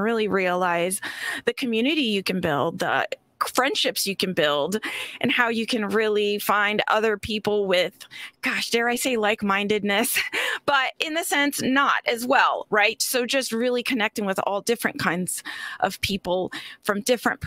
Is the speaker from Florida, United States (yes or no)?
yes; Florida, United States; I'm from Florida, too.